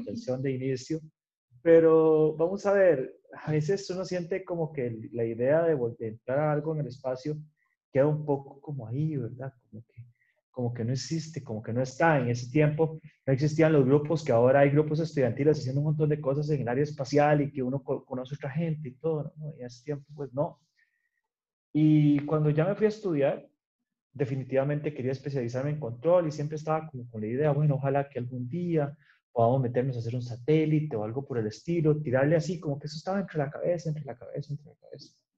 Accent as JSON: {"language": "Spanish", "town": "San Ramón", "region": "Alajuela", "country": "Costa Rica", "tie": "born or raised there", "also_born_or_lived": "Netherlands", "said": "yo soy de San Ramón de Arajuela, estudié en la escuela laboratorio en San Ramón"}